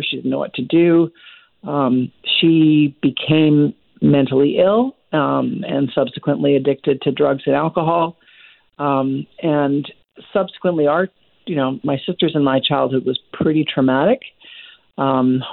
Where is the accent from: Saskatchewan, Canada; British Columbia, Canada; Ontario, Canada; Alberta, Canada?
British Columbia, Canada; Vancouver; I grew up in Vancouver